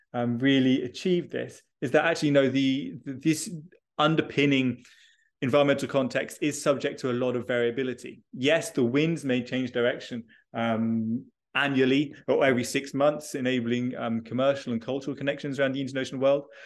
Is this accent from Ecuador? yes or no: no; United Kingdom; I am originally British, uh, and I did all my schooling, uh, in the U K.